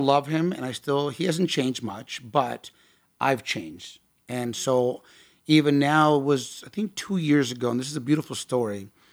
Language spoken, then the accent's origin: English; Tustin, California, United States; I grew up out there in Tustin